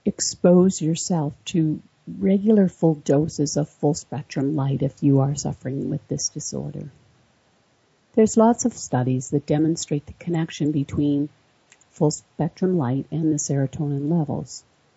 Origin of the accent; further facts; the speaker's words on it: Florida, United States; now in Arkansas, United States; I grew up in Florida and moved to Arkansas. Right away, I had the SAD symptoms, even though I didn't know what it was.